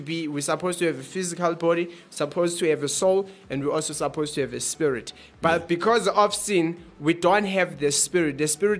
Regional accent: South Africa; Currently, I'm from the South, but originally. I guess it doesn't make sense because I'm from South Africa. I was born in South Africa.

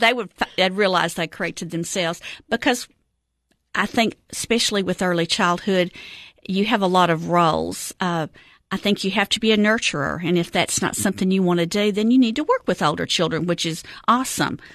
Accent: Cookeville, Tennessee, United States; I am a Cookville native. I have lived here my whole life.

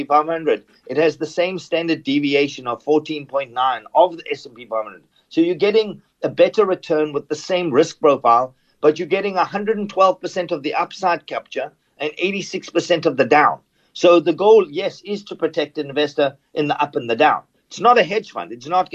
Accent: South Africa; moved away; growing up in South Africa

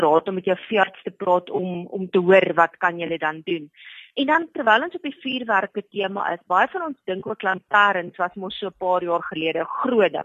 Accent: South Africa; vir my as Suid-Afrikaner

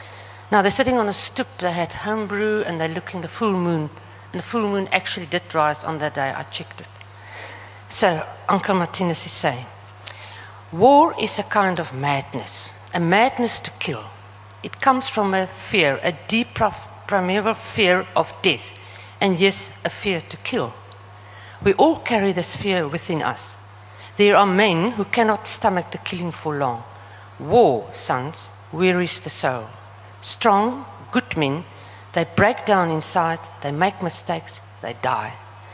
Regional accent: Namibia; accent: Namlish; But remember, I speak Namlish, and my accent is also very...

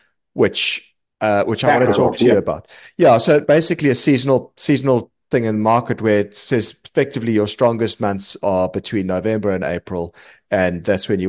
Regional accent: South Africa; moved away as an adult; now in London, United Kingdom; I'm from South Africa originally. You might tell from the accent. I'm now based in London

